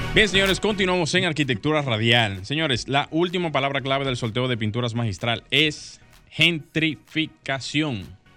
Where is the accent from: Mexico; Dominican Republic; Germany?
Dominican Republic; Santo Domingo Norte, Distrito Nacional; Santo Domingo Norte, lugar de donde soy por muchos años